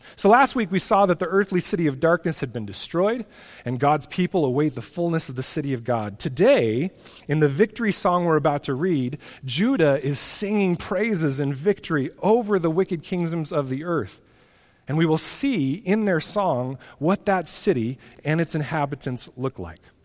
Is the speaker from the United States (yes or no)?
yes; United States; American Christians